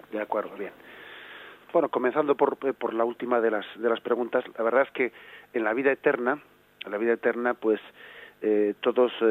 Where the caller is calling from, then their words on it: Vigo, Galicia, Spain; Buenos días